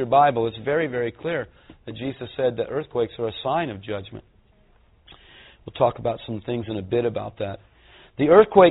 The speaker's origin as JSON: {"language": "English", "region": "California", "country": "United States", "said": "I'm a Californian"}